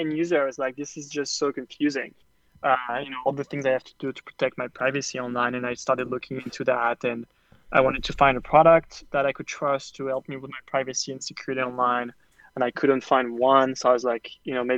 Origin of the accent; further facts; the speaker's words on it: France; moved away as an adult; now in New York, United States; I grew up in France and I moved to the US